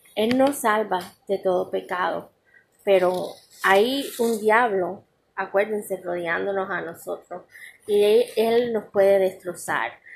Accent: Cuba; en mi país Cuba

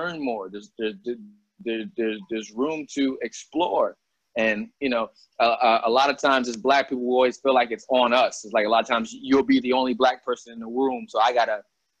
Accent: Albany, New York, United States; moved away as an adult; growing up in Albany

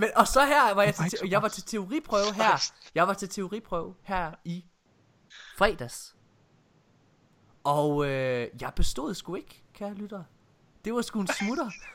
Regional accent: Jutland, Denmark; jeg er jo fra Jylland

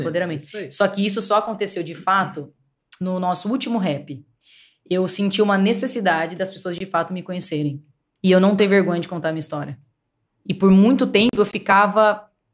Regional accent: Paulínia, São Paulo, Brazil; eu nasci aqui em Paulínia e minha família sempre foi de comerciante

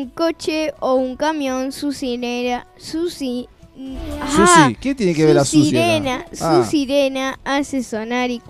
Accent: Argentina; Yo también soy de Argentina.

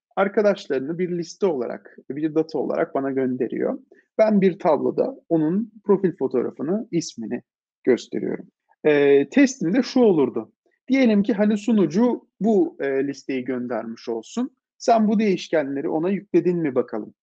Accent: Istanbul, Turkey; İstanbul'da doğdum, büyüdüm açıkçası. İstanbulluyum diyebilirim.

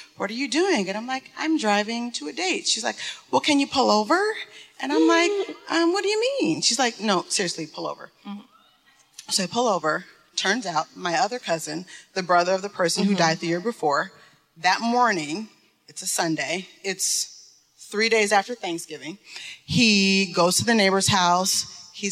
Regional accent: Detroit, Michigan, United States; I'm from Detroit.

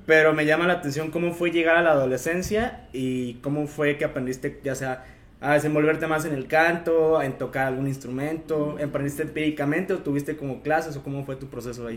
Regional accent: Comonfort, Guanajuato, Mexico; mi pueblo mágico, el bonito pueblo de Comonfort

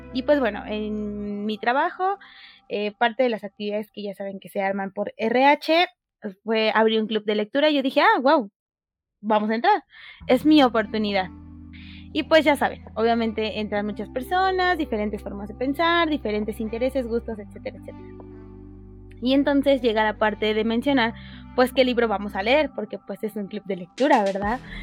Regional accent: Mexico; nosotros somos mexicanos

